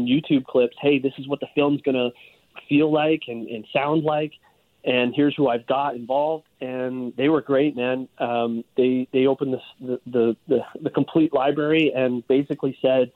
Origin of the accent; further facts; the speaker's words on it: Hamilton, Ontario, Canada; I grew up in Hamilton